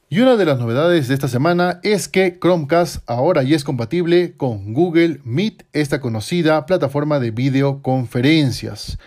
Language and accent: Spanish; Peru; en mi país